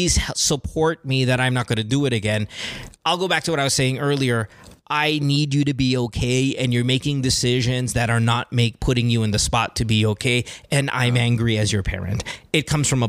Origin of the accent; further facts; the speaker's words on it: Philippines; as a Filipino parent